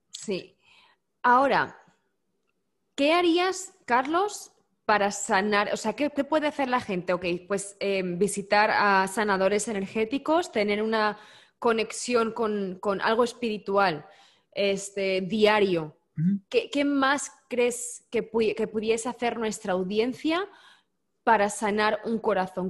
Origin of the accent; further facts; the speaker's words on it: Spain; Yo como buena española